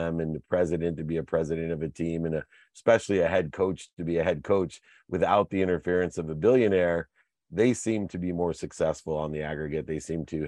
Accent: San Diego, California, United States; I'm from San Diego

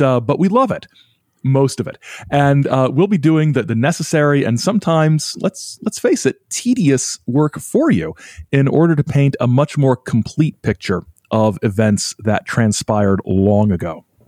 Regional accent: Indiana, United States; also born or lived in Illinois; now in Michigan, United States; I'm in Michigan, but I'm originally from Indiana and I've lived in Illinois for a few years.

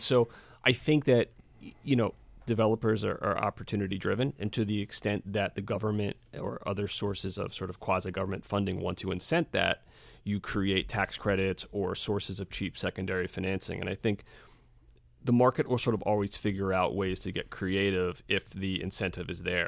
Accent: Philadelphia, Pennsylvania, United States; I, I grew up here in Philadelphia in the late seventies, eighties, and early nineties

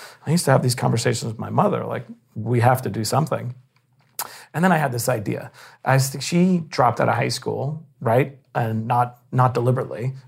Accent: New York City, New York, United States; I grew up in Bayside, Queens.

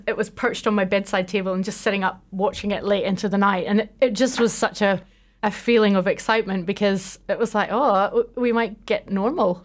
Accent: Belfast, Northern Ireland, United Kingdom; now in New Zealand; I grew up just outside Belfast

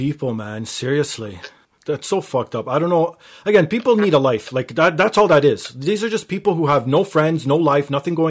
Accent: Canada; for me being Canadian

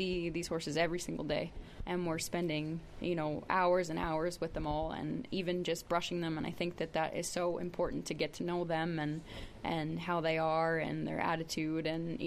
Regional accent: Ontario, Canada; moved away as an adult; now in Alberta, Canada; I grew up in Ontario

